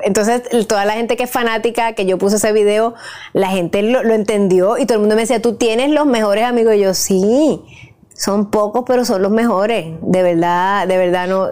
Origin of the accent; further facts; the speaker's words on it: Puerto Rico; me crié en Puerto Rico